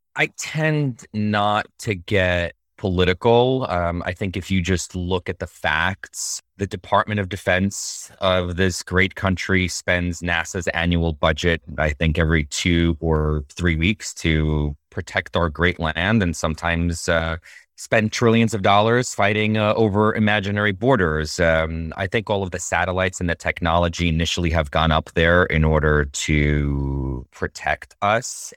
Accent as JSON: {"language": "English", "region": "Moscow", "country": "Russia", "tie": "born or raised there", "moved": "yes", "lives_now": "United States", "said": "I grew up, I was born in Moscow, Russia in 81. And I grew up seeing um, all these statues and monuments to Yuri Gagarin"}